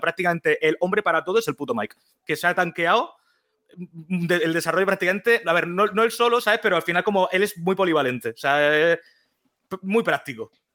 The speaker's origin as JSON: {"language": "Spanish", "town": "Murcia", "region": "Region of Murcia", "country": "Spain", "said": "soy de Murcia"}